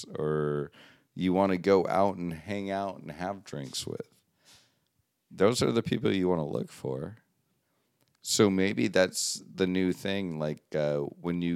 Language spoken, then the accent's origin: English; United States; I'm American